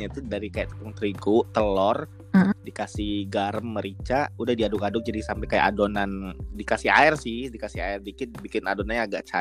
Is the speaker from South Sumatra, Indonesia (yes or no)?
yes; Palembang, South Sumatra, Indonesia; born there; karena gue dibilang numpang lahir doang di Palembang